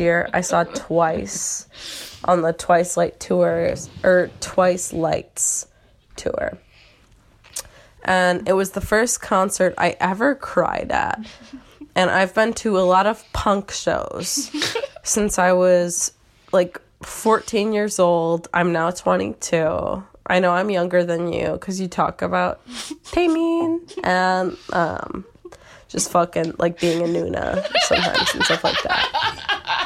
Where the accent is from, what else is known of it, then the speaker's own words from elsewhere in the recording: Michigan, United States; now in Philadelphia, United States; I'm from Michigan